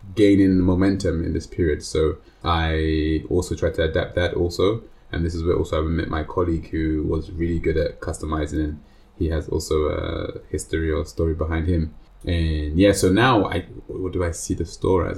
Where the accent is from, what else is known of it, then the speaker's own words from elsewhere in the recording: London, United Kingdom; now in Switzerland; I'm from London, England